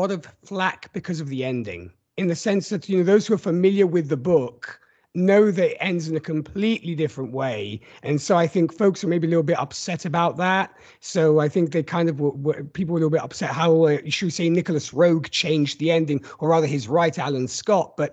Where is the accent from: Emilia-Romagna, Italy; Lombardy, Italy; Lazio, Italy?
Lombardy, Italy; Milan; English is a second language; Well, I'm actually from Milan, Italy, though my accent might say different.